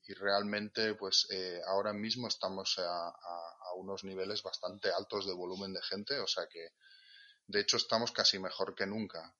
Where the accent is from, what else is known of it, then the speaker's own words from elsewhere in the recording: Catalonia, Spain; moved away as an adult; now in Asturias, Spain; yo nací en Cataluña, de hecho me formé allí en, la Ramón Llull, en Blanquerna